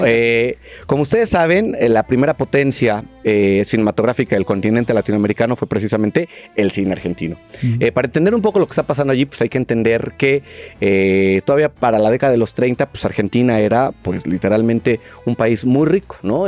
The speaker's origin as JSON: {"language": "Spanish", "country": "Mexico", "said": "Los mexicanos consumíamos un montón de cine argentino"}